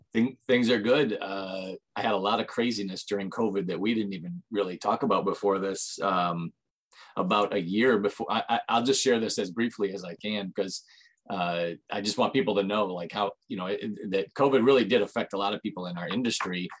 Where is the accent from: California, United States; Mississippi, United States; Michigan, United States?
Michigan, United States; have lived in Michigan almost all my life